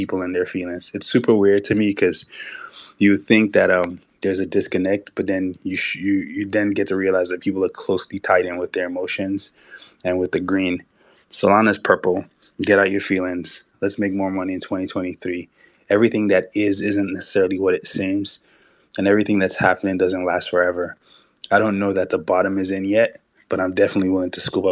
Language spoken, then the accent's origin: English; Nigeria; I'm Nigerian.